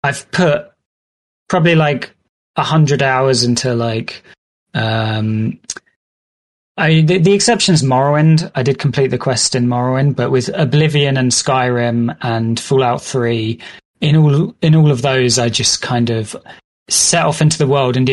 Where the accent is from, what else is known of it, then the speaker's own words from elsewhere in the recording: United Kingdom; I'm British and I've been brought up on these kind of like British stories